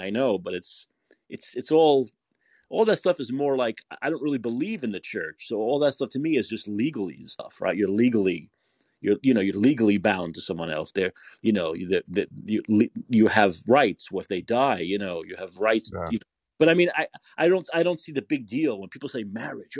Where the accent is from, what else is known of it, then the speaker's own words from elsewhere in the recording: New York City, New York, United States; I'm from New York. I'm from Brooklyn